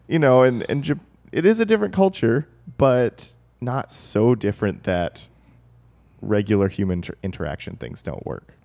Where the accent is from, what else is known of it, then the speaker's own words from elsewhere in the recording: the South, United States; moved away; I grew up in the South